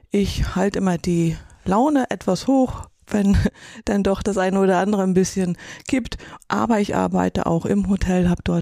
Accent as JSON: {"language": "German", "town": "Erfurt", "region": "Thuringia", "country": "Germany", "tie": "born there", "lives_now": "Kühlungsborn, Germany", "said": "Gebürtig bin ich aus Erfurt, eine Puffbohne, sagte man in der ehemaligen"}